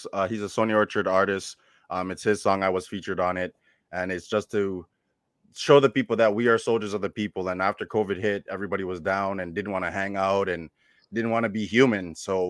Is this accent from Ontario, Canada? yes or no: yes; Toronto, Ontario, Canada; now in Nova Scotia, Canada; I'm originally from Toronto. I currently live in Nova Scotia, which is on the East Coast.